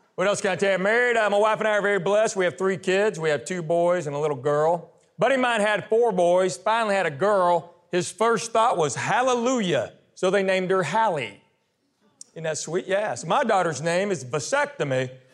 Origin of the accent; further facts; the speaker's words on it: Knoxville, Tennessee, United States; I was born and raised in Knoxville, Tennessee.